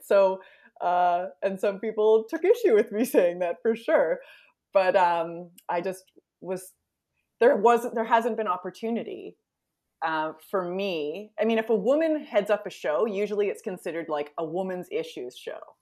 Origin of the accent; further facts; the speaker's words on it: Edmonton, Alberta, Canada; moved away as an adult; also born or lived in Winnipeg / East Coast; born and raised Edmonton